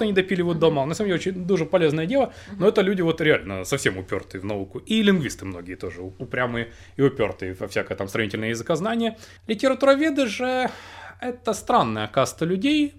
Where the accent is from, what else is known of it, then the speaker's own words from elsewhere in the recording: Krasnodar, Krasnodar Krai, Russia; moved away; я приехал в родной город Краснодар